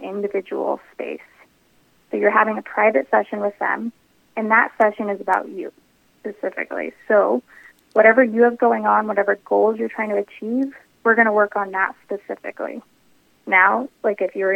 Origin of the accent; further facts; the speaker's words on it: Longmont, Colorado, United States; also born or lived in Denver, Colorado; I am a Colorado native. I actually grew up north, so just outside of Boulder in Longmont, Colorado